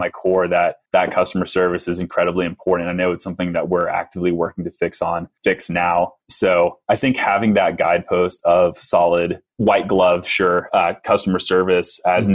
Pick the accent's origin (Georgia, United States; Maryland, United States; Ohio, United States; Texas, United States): Texas, United States; I'm from Texas